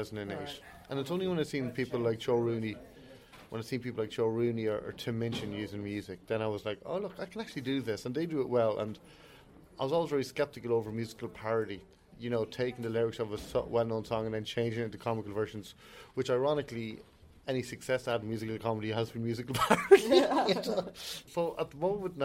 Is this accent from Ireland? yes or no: yes; Ireland; we're such Irish people, we have such Catholic guilt